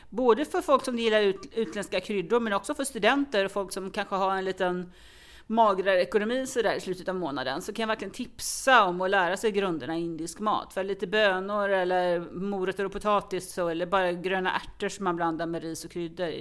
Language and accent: Swedish; Falkenberg, Halland County, Sweden; now in Stockholm, Sweden; jag kommer faktiskt från Falkenberg från början och har via vissa vägar hamnat i Stockholm